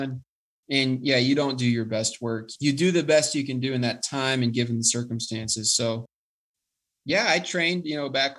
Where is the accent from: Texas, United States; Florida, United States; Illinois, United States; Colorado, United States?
Colorado, United States; Colorado Springs; I was from the Springs